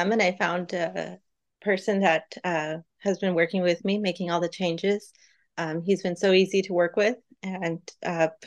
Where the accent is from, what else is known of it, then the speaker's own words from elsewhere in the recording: San Jose, California, United States; I grew up in San Jose. And I worked in downtown San Jose as a child at a convenience store